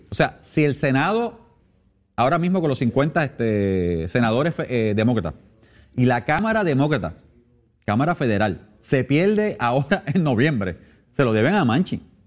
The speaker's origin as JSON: {"language": "Spanish", "country": "Puerto Rico"}